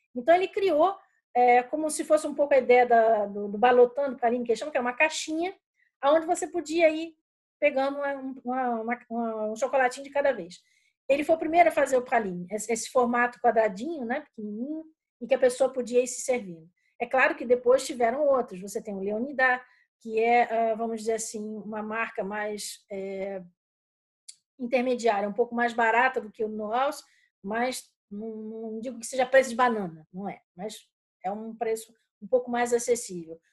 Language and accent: Portuguese; Rio de Janeiro, Brazil; moved away as an adult; now in Brussels, Belgium; eu sou carioca